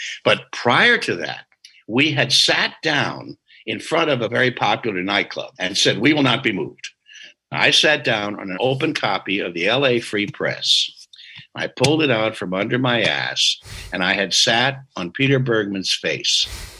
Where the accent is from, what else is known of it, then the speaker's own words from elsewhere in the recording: Australia; we're from Australia. We're just making reference to where we come from.